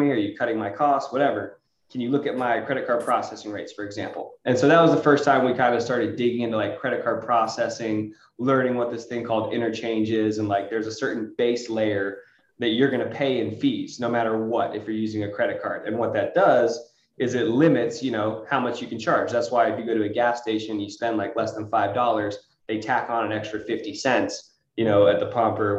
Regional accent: Los Angeles, California, United States; I was from the Los Angeles area

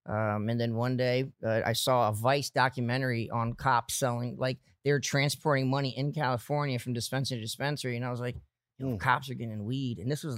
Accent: São Paulo, Brazil; moved away; Yeah, so we're from Brazil. I was born in Brazil, came here in 89.

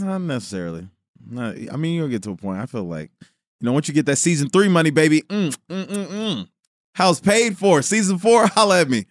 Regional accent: Chicago, Illinois, United States; now in Los Angeles, United States; I was born in Chicago

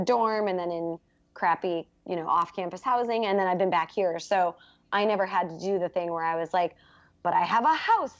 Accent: Midwest, United States; moved away as an adult; now in New York, United States; I'm from the Midwest originally

